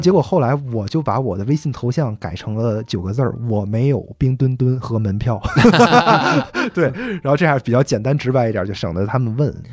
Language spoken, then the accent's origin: Chinese; Tianjin, China; 我是天津人